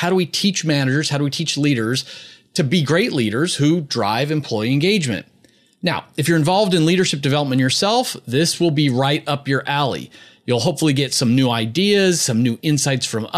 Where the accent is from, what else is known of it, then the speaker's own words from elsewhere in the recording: Philadelphia, Pennsylvania, United States; Temple University Health System in my hometown of Philadelphia